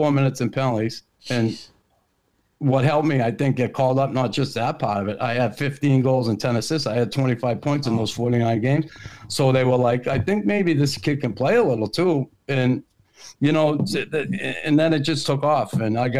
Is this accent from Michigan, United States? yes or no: no; Boston, Massachusetts, United States; hated Montreal growing up in Boston